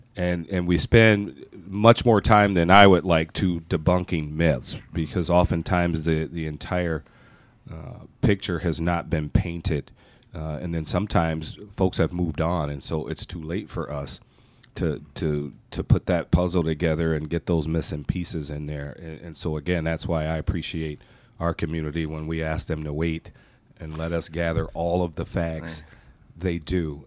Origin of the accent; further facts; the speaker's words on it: Michigan, United States; moved away as an adult; now in Minnesota, United States; I am a transplant from the great state of Michigan. I was not born and raised in Minnesota, but I lived here far longer than I did in my own home state. I came here to go to college and never never went back.